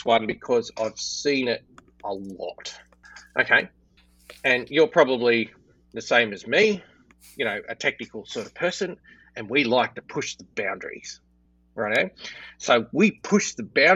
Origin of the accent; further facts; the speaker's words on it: Australia; I'm Australian